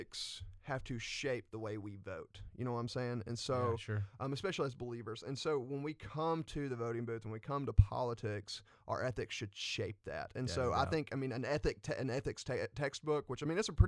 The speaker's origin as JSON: {"language": "English", "town": "Attalla", "region": "Alabama", "country": "United States", "tie": "born or raised there", "said": "in my hometown, in Atala, Alabama"}